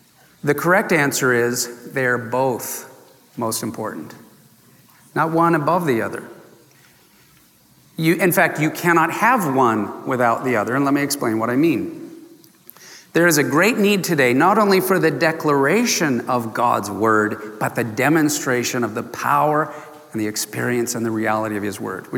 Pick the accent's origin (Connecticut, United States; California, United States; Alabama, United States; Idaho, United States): California, United States; San Diego; I grew up in Southern California in San Diego, too close to the border of Mexico and all that good food.